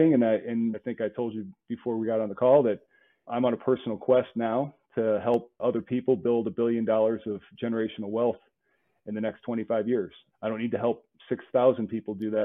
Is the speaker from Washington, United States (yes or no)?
no; St. Louis, Missouri, United States; I grew up in St. Louis